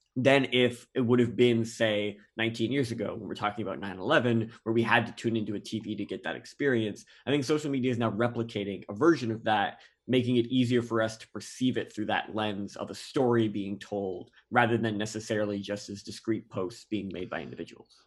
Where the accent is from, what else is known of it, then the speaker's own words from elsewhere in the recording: Canada; now in United States; I'm a Canadian citizen